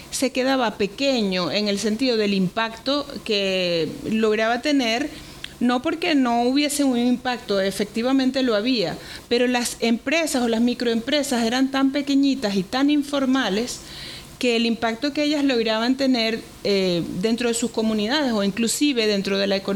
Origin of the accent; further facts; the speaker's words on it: Venezuela; en mi propio país, que es el que más lo necesita y es de donde yo vengo.